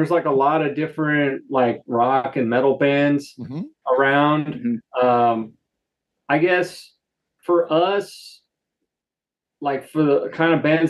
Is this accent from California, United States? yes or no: yes; Southern California, United States; We're from Southern California. We're primarily in an area in Southern California called Inland Empire.